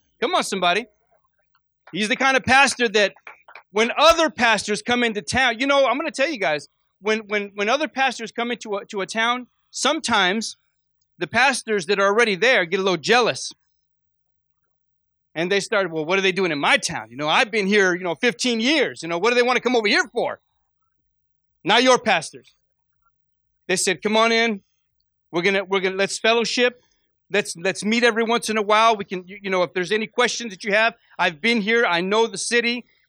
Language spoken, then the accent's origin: English; Fresno, California, United States; now in Las Vegas, United States; I came from Fresno, California, and when God called me to Vegas, my pastor told me, you're going to have to go get yourself a job.